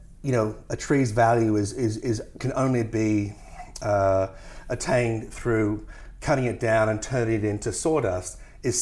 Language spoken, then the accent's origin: English; Tasmania, Australia; I come from Tasmania, which has the highest percentage of World Heritage listed forests in the world